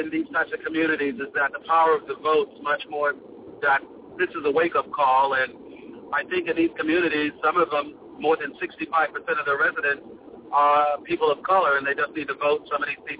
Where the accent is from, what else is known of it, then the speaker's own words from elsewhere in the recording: Boston, Massachusetts, United States; now in Miami, United States; Well, I'm originally from Boston, but I live in Miami, and I speak fluent Spanish.